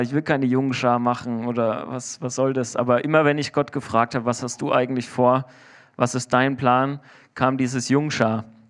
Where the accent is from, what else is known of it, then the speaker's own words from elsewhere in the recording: Germany; Ich bin Deutscher